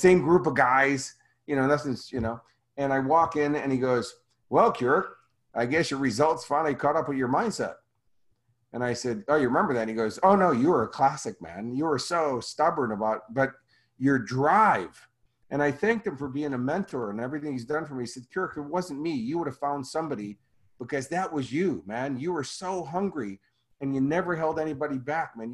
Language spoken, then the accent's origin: English; Chicago, Illinois, United States; moved away; I'm from Chicago